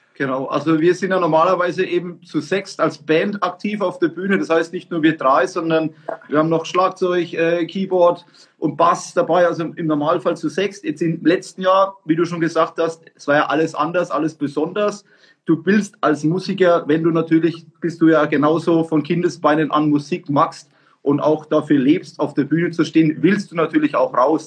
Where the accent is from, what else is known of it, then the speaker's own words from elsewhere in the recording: Franconia, Bavaria, Germany; wir sind ja aus Franken